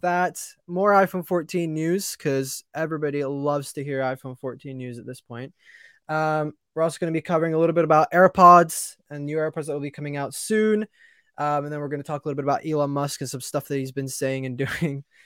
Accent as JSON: {"language": "English", "region": "England", "country": "United Kingdom", "said": "I'm English."}